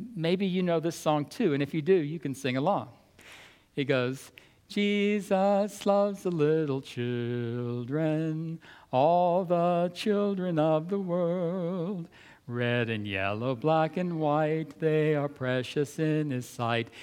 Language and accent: English; the South, United States; I grew up in the South in the early 1960s